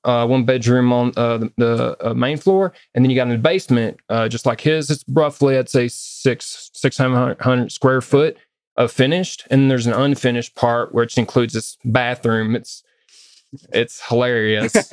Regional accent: the South, United States; now in Westminster, United States; I grew up in the South

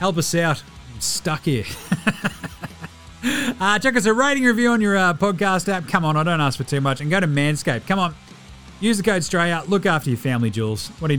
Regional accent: New Zealand; I'm a Kiwi. I just say the thing and it just sounds like the thing.

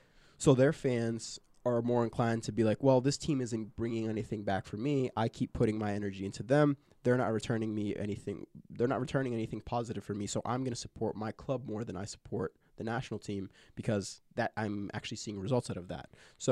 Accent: Liverpool, North West England, United Kingdom; I'm traveling far to come watch England play. They're not returning anything for me. I am from Liverpool.

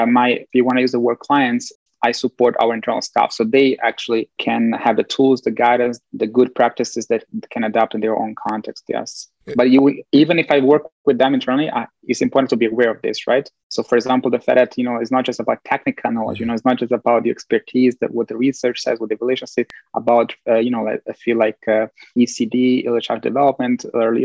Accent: Italy; moved away; also born or lived in Bosnia and Herzegovina / Belgium / United States; growing up in Italy, getting to know this like way of thinking, which is more Latin, Southern European

